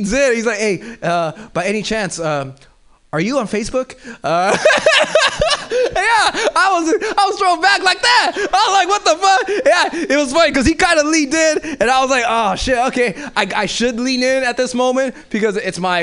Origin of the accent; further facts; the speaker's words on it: Los Angeles, California, United States; moved away; I'm originally from South Central